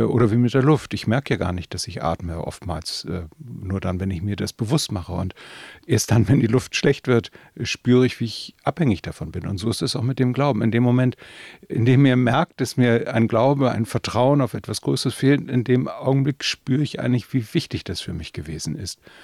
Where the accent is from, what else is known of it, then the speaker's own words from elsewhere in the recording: the North, Northern Germany, Germany; bei uns im Norden natürlich äh, evangelisch getauft